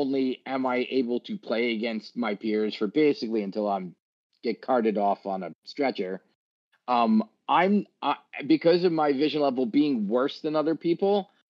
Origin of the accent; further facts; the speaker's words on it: New York, United States; Yeah, it's because I'm from New York.